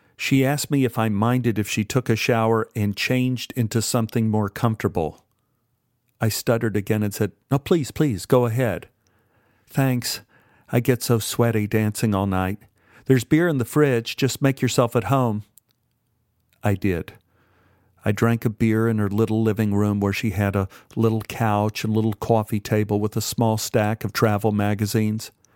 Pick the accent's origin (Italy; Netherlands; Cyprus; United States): United States; Dallas, Texas; Growing up in Oak Cliff